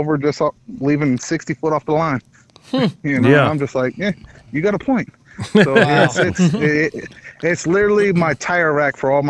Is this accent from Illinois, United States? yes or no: no; California, United States; also born or lived in Arizona; now in Tennessee, United States; I'm originally from California. Then graduated California to Arizona. Now I'm here in Tennessee due to military.